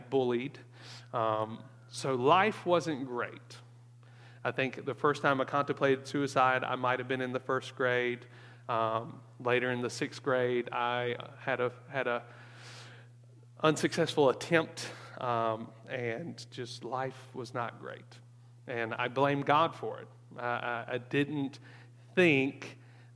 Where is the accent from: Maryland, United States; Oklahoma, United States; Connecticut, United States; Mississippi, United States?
Mississippi, United States; Born and raised in Mississippi, grew up in the shadow of my grandfather